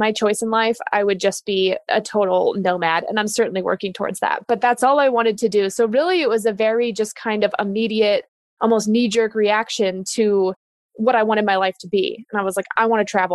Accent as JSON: {"language": "English", "town": "Denver", "region": "Colorado", "country": "United States", "tie": "born or raised there", "also_born_or_lived": "California", "said": "I was born and raised in Denver"}